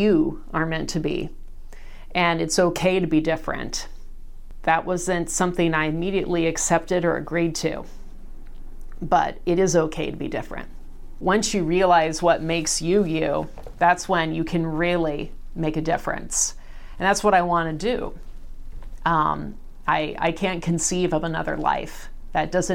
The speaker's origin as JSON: {"language": "English", "town": "Salem", "region": "Oregon", "country": "United States", "tie": "born or raised there", "said": "Born and raised in Salem"}